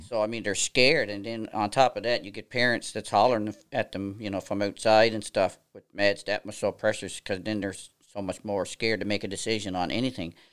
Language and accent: English; near Stephenville, Port au Port Peninsula, Newfoundland and Labrador, Canada; accent: East Coast of Canada; moved away as an adult; now in Nova Scotia, Canada; I'm originally from a small town, uh, out, uh, in Stephenville on the Port of Port Peninsula, a place called Lord's